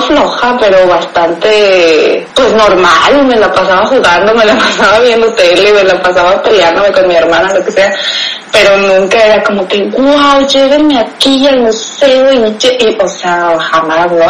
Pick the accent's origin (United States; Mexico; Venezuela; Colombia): Mexico; accent: mexa; moved away as an adult; also born or lived in Ensenada, Baja California; now in Germany; soy mexicana, tengo 28 años